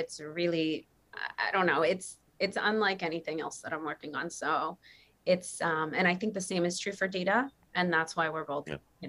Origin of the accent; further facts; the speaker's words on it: Massachusetts, United States; moved away as an adult; now in Maui, United States; I'm actually from Massachusetts, but I live on Maui. So I'm not a local girl. I just look like one.